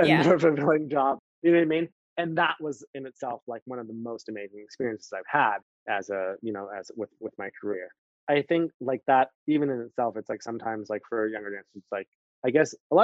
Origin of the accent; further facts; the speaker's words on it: Canada; also born or lived in Miami; now in New York, United States; I'm Canadian